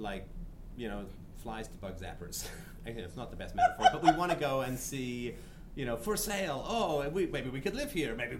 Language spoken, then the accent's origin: English; Canada; I come from Canada